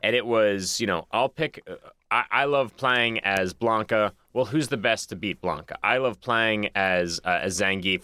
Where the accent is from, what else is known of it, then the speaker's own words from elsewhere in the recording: Boston, Massachusetts, United States; now in Los Angeles, United States; I'm from Boston